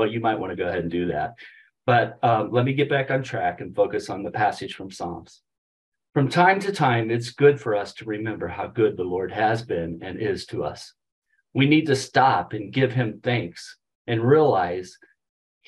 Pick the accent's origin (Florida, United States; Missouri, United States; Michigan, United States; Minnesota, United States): Missouri, United States; St. Louis; now in Colorado, United States; growing up in St. Louis